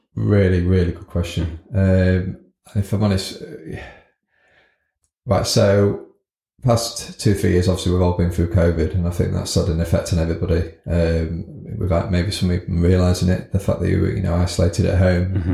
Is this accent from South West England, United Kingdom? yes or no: no; Scunthorpe, Yorkshire and the Humber, United Kingdom; born and bred in Scunthorpe.